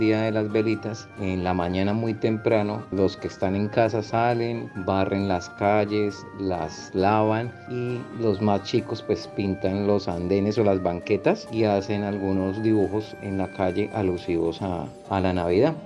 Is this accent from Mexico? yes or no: no; Bogotá, Colombia; moved away; soy de Bogotá, Colombia